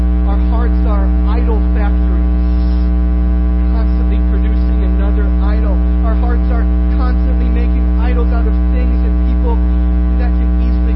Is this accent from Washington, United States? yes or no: no; Iowa, United States; when I was growing up in Iowa